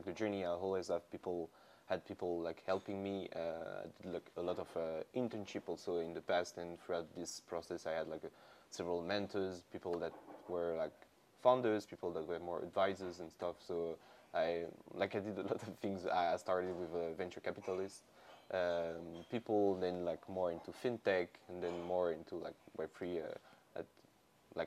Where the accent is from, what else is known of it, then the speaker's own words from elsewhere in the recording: Lyon, Auvergne-Rhône-Alpes, France; moved away as an adult; I grew up in Lyon. I did all of my study in Lyon